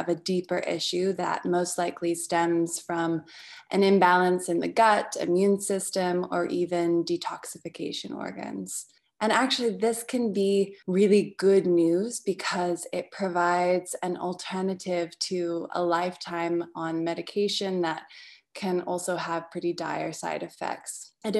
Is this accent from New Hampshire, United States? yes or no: no; Portland, Oregon, United States; also born or lived in England; So for your Australian audience, I am English. I'm a dual citizen, actually. So between England and America. And my parents worked together in personal development and osteopathic medicine, which back in the 90s was very alternative. And we had moved to Oregon, to Portland, Oregon, which is where I grew up